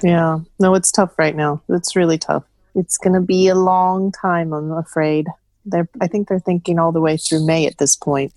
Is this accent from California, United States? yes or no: no; Texas, United States; we're from Texas